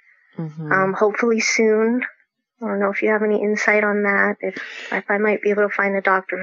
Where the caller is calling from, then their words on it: Folsom, California, United States; I'm calling in from Folsom, California.